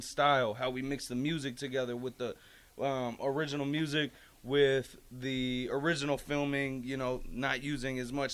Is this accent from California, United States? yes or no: no; Nebraska, United States; as a kid growing up in Nebraska